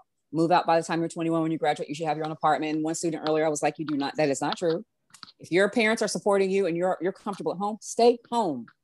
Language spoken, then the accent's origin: English; the South, United States; I'm a Southerner